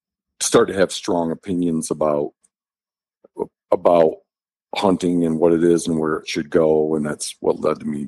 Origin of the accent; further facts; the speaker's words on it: Michigan, United States; now in Montana, United States; I was raised in Michigan in kind of a rural community